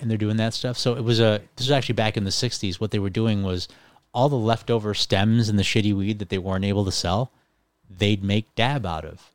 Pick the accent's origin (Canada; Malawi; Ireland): Ireland; also born or lived in England, United Kingdom; now in Buffalo, United States; So I was actually born in the United Kingdom in England, and I was raised in Ireland, and then I moved to Buffalo.